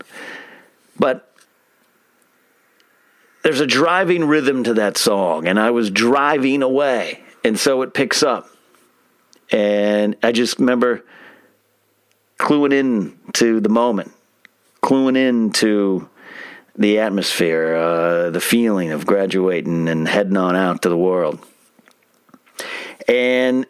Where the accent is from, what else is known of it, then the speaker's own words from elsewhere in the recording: Arroyo Grande, California, United States; moved away; my high school in Arroyo Grande, California